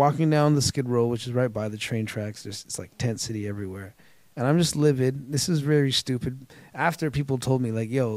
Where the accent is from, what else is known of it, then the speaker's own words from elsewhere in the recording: Toronto, Ontario, Canada; I'm from Scarborough